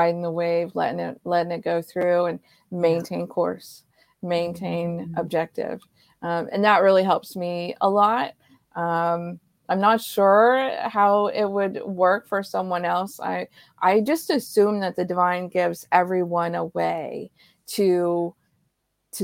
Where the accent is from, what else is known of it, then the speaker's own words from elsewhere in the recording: Ohio, United States; I grew up in Ohio